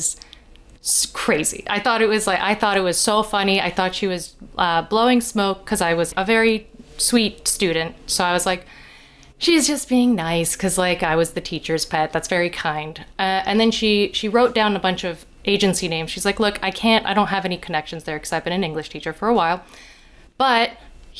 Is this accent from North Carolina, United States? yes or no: no; Delaware, United States; I grew up in Delaware